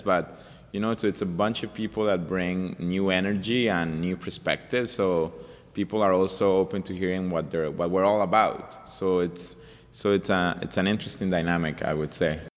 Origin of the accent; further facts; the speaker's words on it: Colombia; also born or lived in Montreal, Canada; now in Vancouver, Canada; I'm from Colombia. I came from Colombia as a refugee